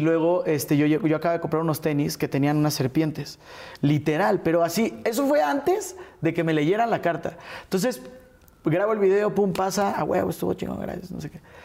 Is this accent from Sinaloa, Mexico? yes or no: no; Mexico City, Mexico; nacido y crecido en la Ciudad de México